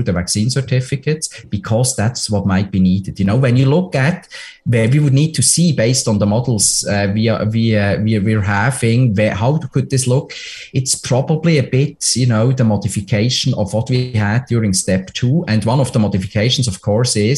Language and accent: English; Switzerland; now in Ontario, Canada; my home country, Switzerland